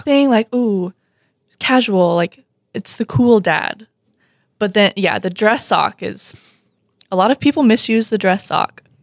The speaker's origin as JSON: {"language": "English", "region": "Alabama", "country": "United States", "tie": "born or raised there", "also_born_or_lived": "Missouri", "moved": "as an adult", "lives_now": "Fargo, United States", "said": "I was born and raised in Alabama, and then I went to college in Missouri"}